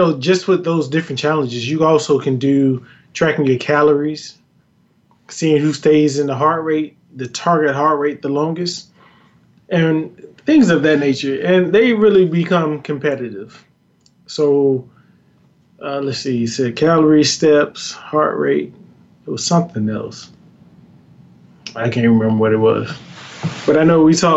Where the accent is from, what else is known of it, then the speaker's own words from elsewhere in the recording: Greensboro, North Carolina, United States; moved away; I'm originally from Greensboro, North Carolina